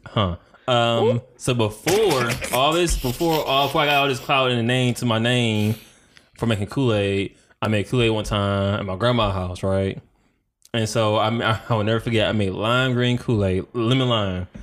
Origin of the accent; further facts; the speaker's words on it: Detroit, Michigan, United States; I'm from Detroit